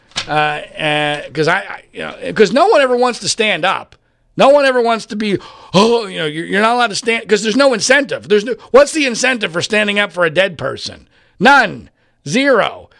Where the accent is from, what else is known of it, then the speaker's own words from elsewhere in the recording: Philadelphia, Pennsylvania, United States; when I was growing up in Philadelphia